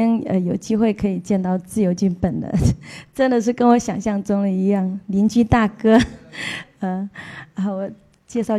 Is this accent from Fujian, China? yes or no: yes; Fujian, China; 因为我也是福建人，算是半个老乡